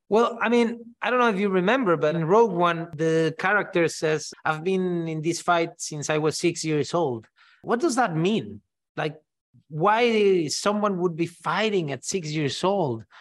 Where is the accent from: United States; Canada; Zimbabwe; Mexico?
Mexico; first language Spanish; English is a second language; I grew up saying everything in Spanish, you know? I always like telling the story of R two D two and how it's called in Mexico, you know? We call it Arturito